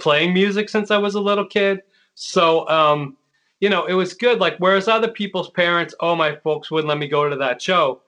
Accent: New York, United States; I'm a New Yorker

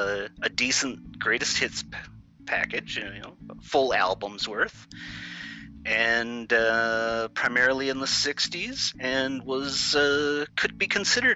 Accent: Minneapolis, Minnesota, United States; I'm from Minneapolis.

